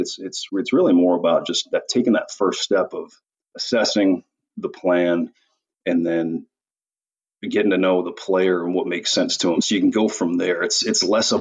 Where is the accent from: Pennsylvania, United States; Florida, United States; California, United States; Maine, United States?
Maine, United States; Portland; moved away as an adult; also born or lived in Austria; I'm from Portland, Maine